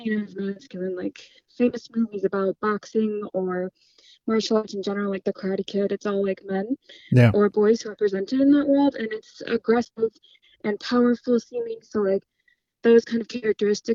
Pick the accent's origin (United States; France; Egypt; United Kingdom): United States; I'm American